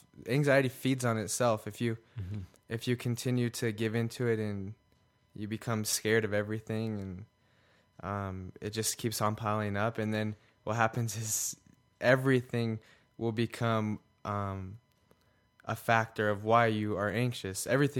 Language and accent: English; California, United States; now in Utah, United States; Well, I am from here. I'm from Utah, originally from California.